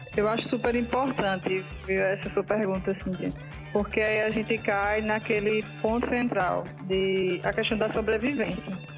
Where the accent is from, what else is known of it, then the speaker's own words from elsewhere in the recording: Afogados da Ingazeira, Pernambuco, Brazil; now in Recife, Brazil; eu sou de Afogados na Engazeira